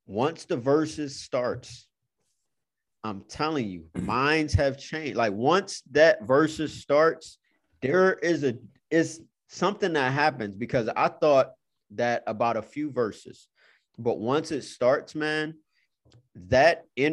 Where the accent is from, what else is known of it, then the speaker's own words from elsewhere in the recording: Cleveland, Ohio, United States; I'm from Cleveland